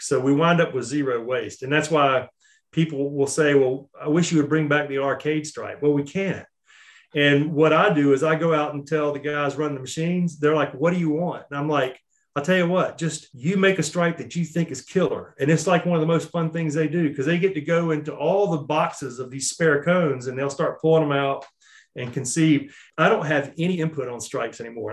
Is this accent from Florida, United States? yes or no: no; Charlotte, North Carolina, United States; I was born and raised in Charlotte and I've always lived here